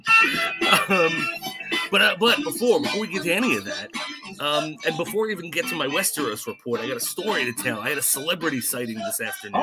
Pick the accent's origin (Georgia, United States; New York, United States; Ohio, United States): New York, United States; New York City; I'm a New Yorker